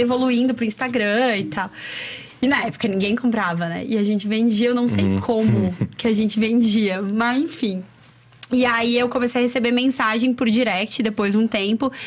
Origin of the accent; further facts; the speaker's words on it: Chapecó, Santa Catarina, Brazil; now in Florianópolis, Brazil; Eu não sou de Floripa, eu sou de Chapecó.